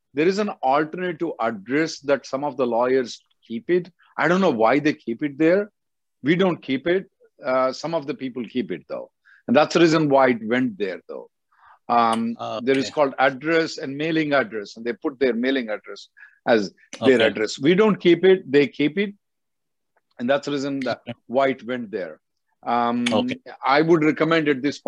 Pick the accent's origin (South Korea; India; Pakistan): India; now in United States; I'm from India